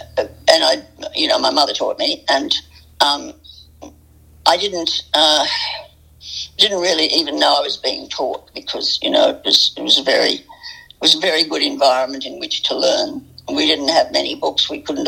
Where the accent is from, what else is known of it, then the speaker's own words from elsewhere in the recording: New England ranges, New South Wales, Australia; I grew up in the New England ranges. My father had a small sheep property, and I did correspondence schools